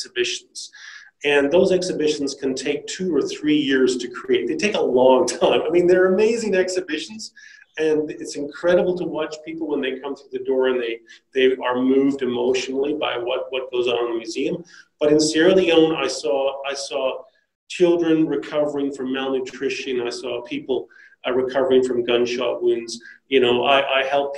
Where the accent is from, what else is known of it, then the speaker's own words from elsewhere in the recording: Canada; moved away as an adult; also born or lived in South coast of New South Wales, Australia; now in Australia; I grew up in Canada, and then I moved to Australia with my wife.